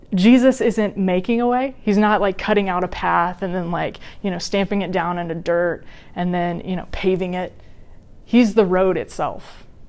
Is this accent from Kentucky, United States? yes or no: no; Wichita, Kansas, United States; moved away as an adult; also born or lived in Washington, D.C.; my mom and I moved me from Wichita, Kansas to Washington D.C.